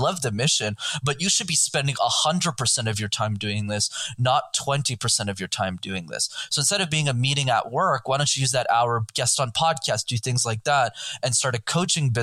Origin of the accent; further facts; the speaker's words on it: Montreal, Quebec, Canada; I grew up in Montreal in Canada